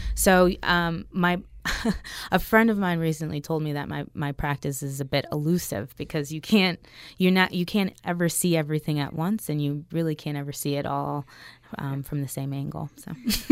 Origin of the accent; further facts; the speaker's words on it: Maryland, United States; I grew up in Maryland